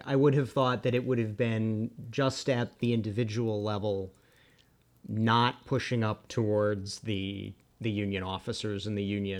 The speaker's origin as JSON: {"language": "English", "region": "Maryland", "country": "United States", "said": "I'm from Maryland"}